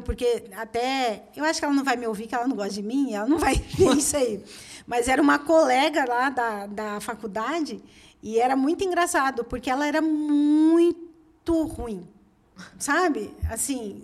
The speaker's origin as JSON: {"language": "Portuguese", "town": "Curitiba", "region": "Paraná", "country": "Brazil", "also_born_or_lived": "Pará / Belo Horizonte", "moved": "as an adult", "said": "eu sou de Curitiba"}